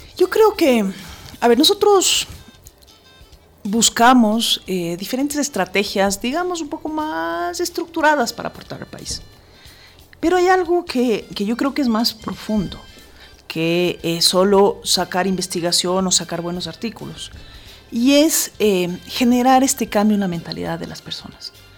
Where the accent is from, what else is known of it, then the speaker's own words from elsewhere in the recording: Ecuador; como ecuatorianos